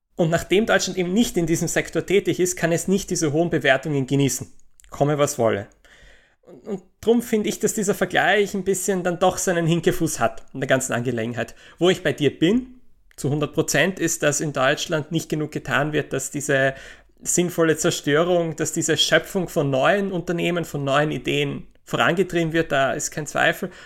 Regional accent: Austria; in Österreich, in meinem Heimatland

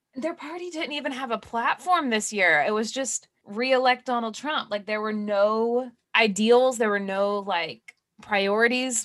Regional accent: Georgia, United States; that's my home state

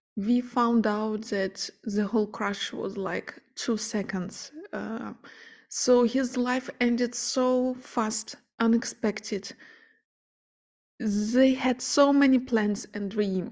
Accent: Ukraine; moved away; I'm originally from Ukraine and all my family and friends are living there

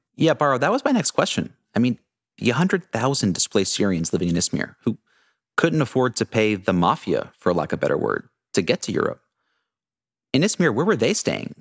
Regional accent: United States; moved away as an adult; also born or lived in Dubai; I grew up in New York City in a very small suburb of Boston

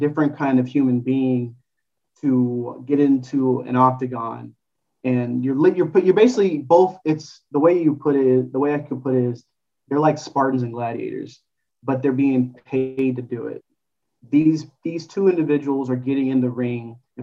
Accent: Los Angeles, California, United States; also born or lived in St. Louis; I grew up in Los Angeles

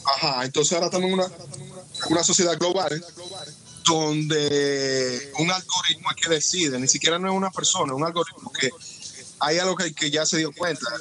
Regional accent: Dominican Republic; Yo soy negro y por la forma de hablar, alguna vez si preso, me han dicho que no soy dominicano

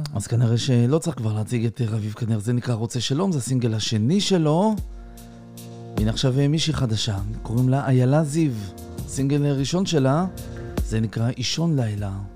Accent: Israel; אנחנו ישראלים

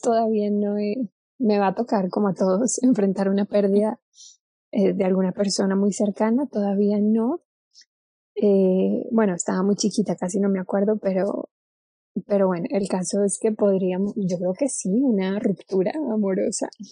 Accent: Cali, Valle del Cauca, Colombia; moved away as an adult; now in Mexico; Nací en Colombia, sí, nací, en, nací en Cali, eh, ahora vivo en México desde hace seis años

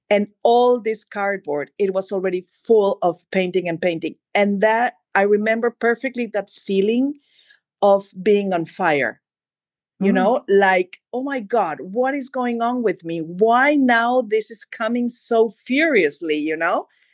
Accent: Mexico City, Mexico; born there; also born or lived in Madrid, Spain / Germany; Of course. Well, I was born in Mexico City. And then for different reasons in my life, I was living in Madrid for a long time. And then I moved back to Mexico, and then I was living in Germany for a long, long time.

